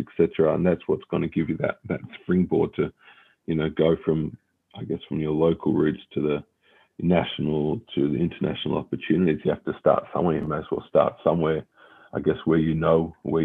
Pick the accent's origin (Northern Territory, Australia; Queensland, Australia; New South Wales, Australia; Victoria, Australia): Victoria, Australia; Melbourne; we were born and raised in Melbourne, had my schooling in Melbourne, university, Monash Full Scholarship out in Melbourne as well